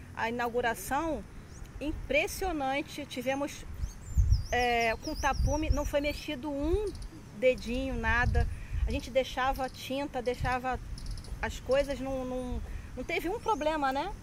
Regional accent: Rio de Janeiro, Brazil; now in Rio das Ostras, Brazil; Eu sou carioca, minha infância toda foi no Rio de Janeiro, em vila

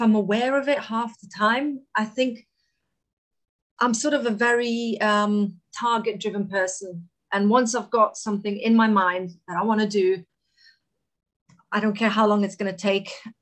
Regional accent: Kosovo; now in United Kingdom; I'm originally from Kosovo, which is where I was born.

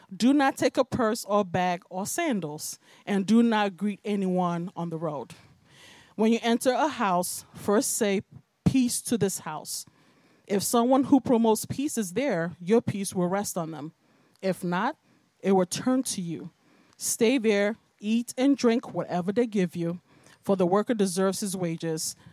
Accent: Nigeria; also born or lived in Bronx, New York, United States; now in United States; I was raised in Nigeria

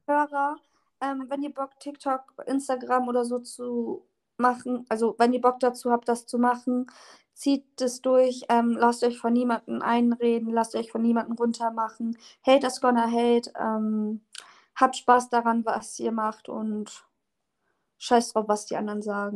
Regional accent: Oldenburg, Lower Saxony, Germany; ich komme aus Oldenburg.

